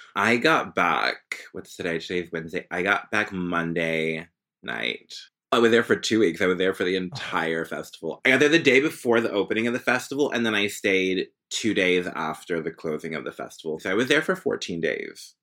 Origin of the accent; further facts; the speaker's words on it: Philadelphia, Pennsylvania, United States; also born or lived in Orange, Virginia / Greenville, North Carolina; now in Paris, France; I was born in Philadelphia. My dad is from Boston, and then I went to school in Virginia